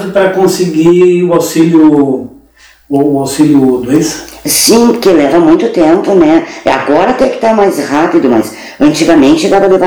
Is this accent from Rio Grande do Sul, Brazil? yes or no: yes; Pelotas, Rio Grande do Sul, Brazil; born there; No Areal eu nasci em casa.